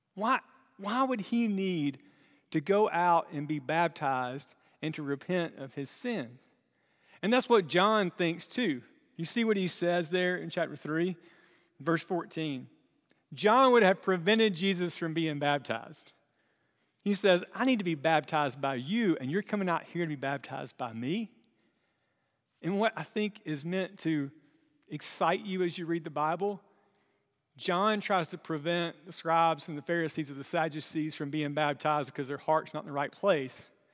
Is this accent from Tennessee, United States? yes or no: no; Chesnee, South Carolina, United States; small town places like where I'm from